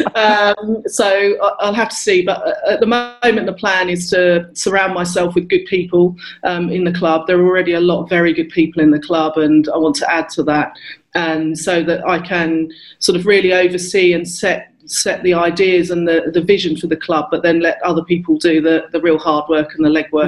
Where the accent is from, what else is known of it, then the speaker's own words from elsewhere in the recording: Luton, East of England, United Kingdom; I grew up in Luton, so really diverse oh, area